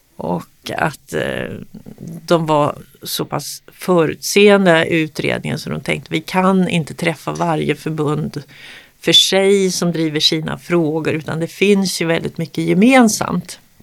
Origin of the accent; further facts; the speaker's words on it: Sweden; precis bredvid där jag växte upp, Solbergagården